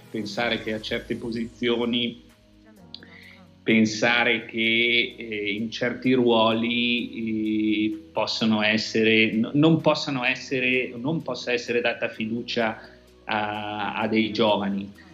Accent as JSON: {"language": "Italian", "area": "province of Bergamo", "region": "Lombardy", "country": "Italy", "said": "io vengo dalla provincia di Bergamo, noi siamo quelli che abbiamo sofferto di più"}